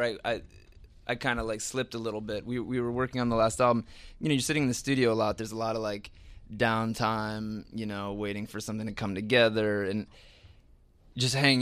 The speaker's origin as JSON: {"language": "English", "region": "New Jersey", "country": "United States", "tie": "born or raised there"}